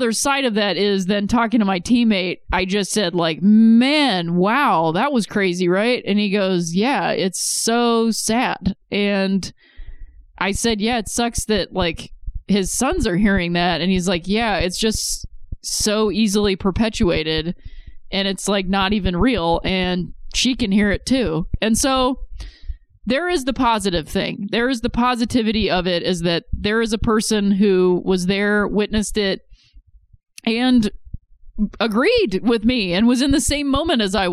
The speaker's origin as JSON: {"language": "English", "region": "Ohio", "country": "United States", "said": "I'm from Ohio"}